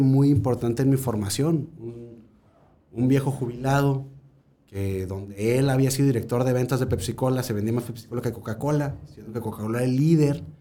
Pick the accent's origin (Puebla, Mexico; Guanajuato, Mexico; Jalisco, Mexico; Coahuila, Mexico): Guanajuato, Mexico; yo nací en Salida de Guanajuato porque ahí trabajaba mi abuelo